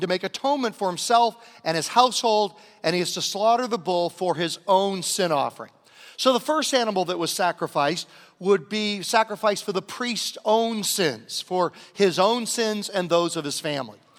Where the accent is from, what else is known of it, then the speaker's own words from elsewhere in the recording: Southern Virginia, United States; growing up in Southern Virginia in the nineteen sixties